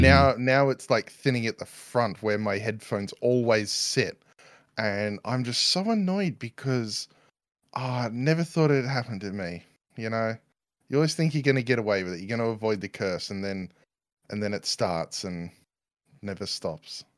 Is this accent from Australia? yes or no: yes; Australia; accent: Newsreader Australian; moved away; also born or lived in New Zealand; Newsreader Australian, apparently, is my accent